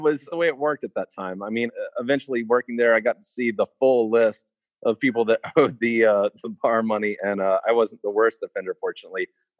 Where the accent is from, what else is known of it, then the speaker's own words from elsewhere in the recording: Spartanburg, South Carolina, United States; now in Brevard, United States; I'm from Spartanburg, South Carolina originally